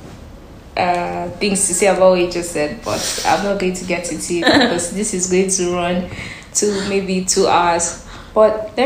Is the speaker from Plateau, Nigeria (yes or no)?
yes; Jos, Plateau, Nigeria; I remember growing up in Jos